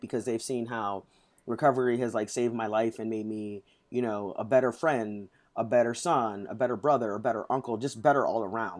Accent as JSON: {"language": "English", "town": "St. Louis", "region": "Missouri", "country": "United States", "tie": "born or raised there", "moved": "as an adult", "lives_now": "Washington, D.C., United States", "said": "I grew up in Saint Louis"}